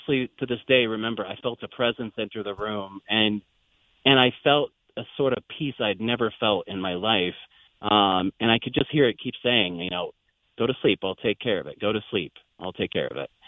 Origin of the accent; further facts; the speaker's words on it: Windsor, California, United States; moved away as an adult; now in Iowa, United States; we were born and raised about 45 minutes north of San Francisco. At the time, it was a very small rural area, just large fields, and, you know, houses